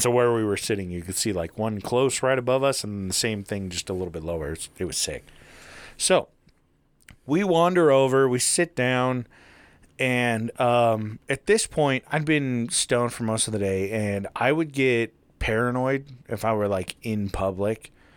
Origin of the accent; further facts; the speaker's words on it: Utah, United States; also born or lived in Taylorsville, Utah; that's where I was born and raised until I was seven and then moved to small town shithole Utah